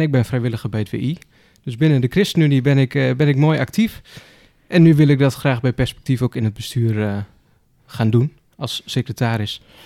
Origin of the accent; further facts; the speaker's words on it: Gramsbergen, Overijssel, Netherlands; ik kom uit Gramsbergen. Het is een, klein stadje